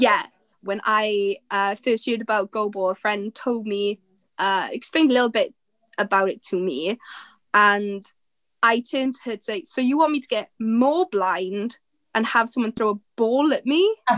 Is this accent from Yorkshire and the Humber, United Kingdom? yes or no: no; Aberdeen, Scotland, United Kingdom; I'm from Aberdeen